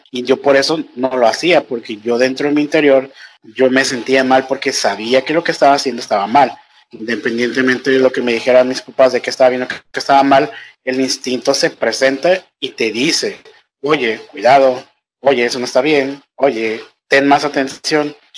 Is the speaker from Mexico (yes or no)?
yes; Nayarit, Mexico; moved away as an adult; now in Ecuador; Yo soy mexicano, no soy ecuatoriano